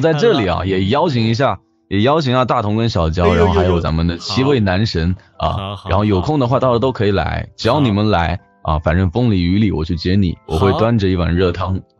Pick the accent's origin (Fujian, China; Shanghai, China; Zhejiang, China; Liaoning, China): Fujian, China; Xiamen; 我是厦门的啊。